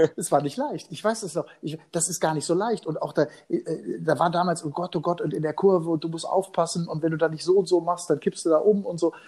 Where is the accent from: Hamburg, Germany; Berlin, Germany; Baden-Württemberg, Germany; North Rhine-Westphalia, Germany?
North Rhine-Westphalia, Germany; Hagen; meiner Heimatstadt in Nordrhein-Westfalen, in Hagen